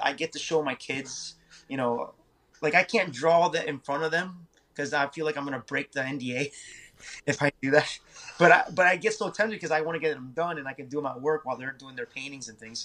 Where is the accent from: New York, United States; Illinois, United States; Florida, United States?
Florida, United States; Naples; also born or lived in Miami, Florida; I was born in Miami, so we moved here to Naples